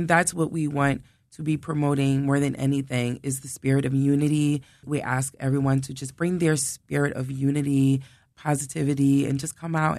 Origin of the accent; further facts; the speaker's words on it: Philadelphia, Pennsylvania, United States; growing up in the Philadelphia Muslim community, because I was born and raised in the Philadelphia Muslim community